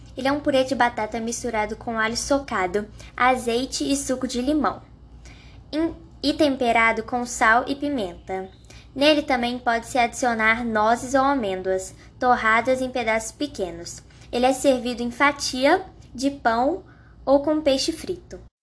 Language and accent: Portuguese; Contagem, Minas Gerais, Brazil; sou de Contagem